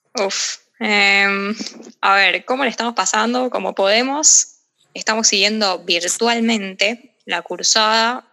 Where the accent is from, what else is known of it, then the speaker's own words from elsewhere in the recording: Olivos, Buenos Aires Province, Argentina; Yo soy de Olivos y estudio en la Facultad de Derecho de la UBA